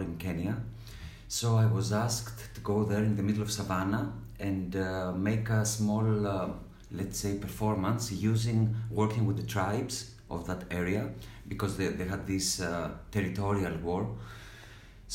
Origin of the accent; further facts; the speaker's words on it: Peloponnese, Greece; moved away as an adult; also born or lived in Athens, Greece / Amsterdam, Netherlands; I grew up in a small village in Peloponnese